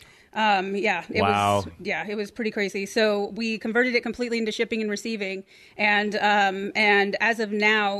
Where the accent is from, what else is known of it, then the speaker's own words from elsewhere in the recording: Nashville, Tennessee, United States; moved away; I'm from the South, so I was raised there.